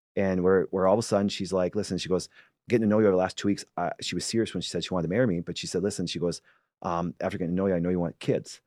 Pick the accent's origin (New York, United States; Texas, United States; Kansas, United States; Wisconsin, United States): Wisconsin, United States; Green Bay; I'm from Green Bay, Wisconsin.